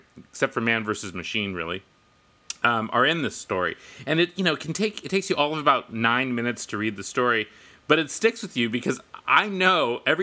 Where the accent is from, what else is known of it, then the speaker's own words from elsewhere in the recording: Northern California, United States; I grew up in Northern California